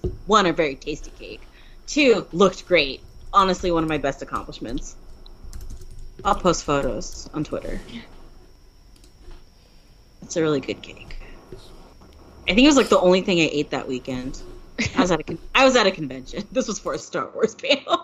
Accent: Pacific Northwest, United States; I grew up in the Pacific Northwest

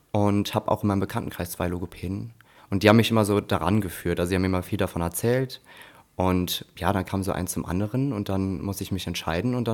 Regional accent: Koblenz, Rhineland-Palatinate, Germany; also ich komme {S2} ja aus Koblenz, demnach ähm, war das natürlich klar, dass ich in Koblenz auf jeden Fall bleiben will.

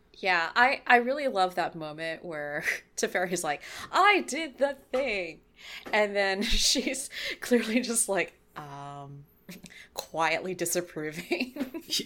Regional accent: California, United States; I'm from California

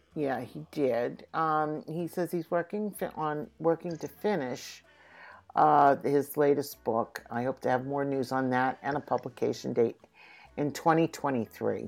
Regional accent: Philadelphia, Pennsylvania, United States; moved away as an adult; also born or lived in New York; I was born and raised in Philadelphia. I have not lived in Philadelphia all my life because I did spend about 30 years in New York.

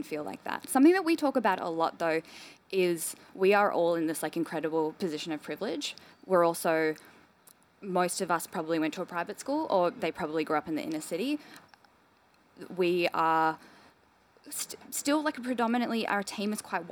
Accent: Melbourne, Victoria, Australia; I grew up in Melbourne

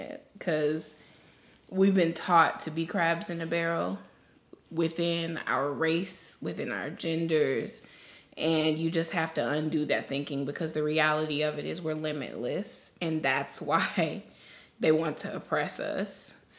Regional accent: Hickory, North Carolina, United States; also born or lived in Connecticut; now in Charlotte, United States; I am from Connecticut. But I've been in North Carolina for most of my life, so I went to high school in like Hickory, North Carolina, and I moved to Charlotte like 2 years ago

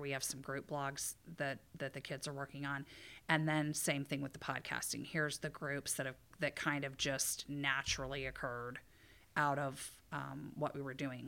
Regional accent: Ohio, United States; moved away as an adult; also born or lived in Indiana; now in Michigan, United States; I'm from Ohio, and I went to school in Indiana.

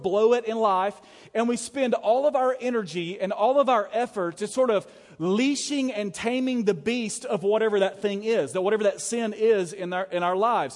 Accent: Alabama, United States; I was from Alabama

